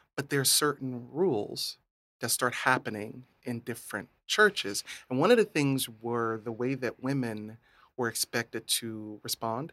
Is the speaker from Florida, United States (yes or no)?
yes; Hardee County, Florida, United States; So, uh, in Hardee County